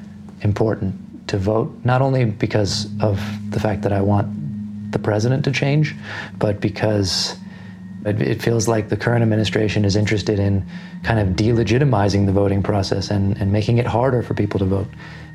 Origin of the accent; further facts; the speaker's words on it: Japan; also born or lived in New York City, United States; now in United States; I am originally from New York City, American passport, but grew up largely outside of the US. When I was a younger kid, I lived in Japan until I was 10. I went back to New York for university.